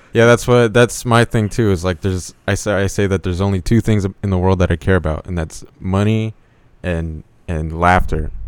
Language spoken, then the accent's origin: English; Indio, California, United States; moved away as an adult; also born or lived in Lake Havasu, Arizona; now in Phoenix, United States; I was raised in Indio, California